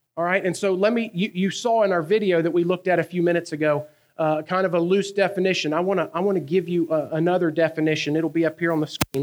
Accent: North Carolina, United States; accent: Southern; also born or lived in Cumberland, Maryland; From the South, North Carolina. I've lived there almost my entire life

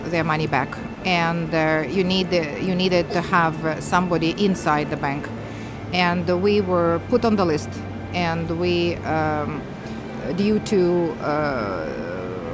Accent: Saint Petersburg, Russia; I'm from St. Petersburg, Russia

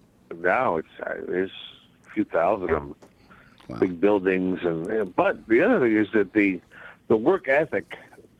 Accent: Bridgeport, Connecticut, United States; me growing up in Bridgeport

